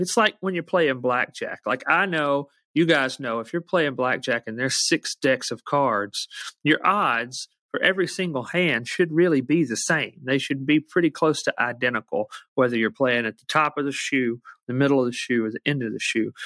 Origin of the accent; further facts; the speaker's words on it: Muscle Shoals, Alabama, United States; growing up in Alabama the way I did